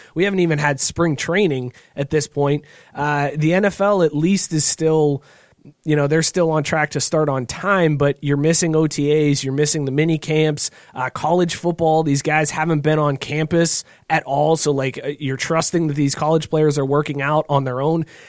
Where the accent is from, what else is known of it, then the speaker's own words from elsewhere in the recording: Northeast Ohio, United States; growing up in Northeast Ohio